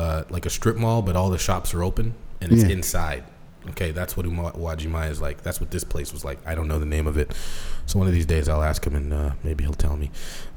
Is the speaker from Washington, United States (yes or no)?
yes; Seattle, Washington, United States; I'm from Seattle.